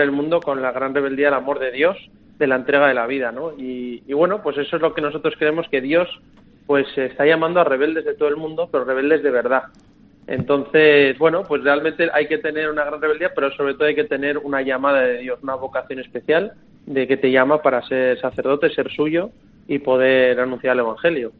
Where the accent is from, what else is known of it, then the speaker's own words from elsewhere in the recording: Madrid, Community of Madrid, Spain; moved away; yo soy de Madrid